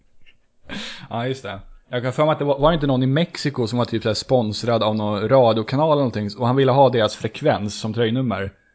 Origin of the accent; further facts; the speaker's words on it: Stockholm, Stockholm County, Sweden; jag är också från Söder ursprungligen